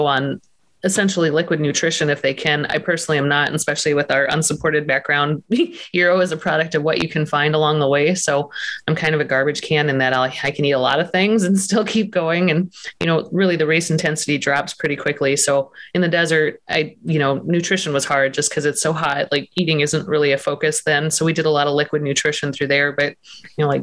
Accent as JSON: {"language": "English", "region": "Montana", "country": "United States", "moved": "yes", "said": "I'm from Montana originally"}